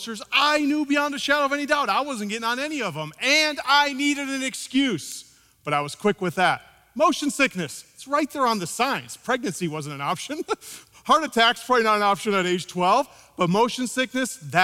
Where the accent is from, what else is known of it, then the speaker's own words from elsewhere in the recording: Midwest, United States; I grew up in the Midwest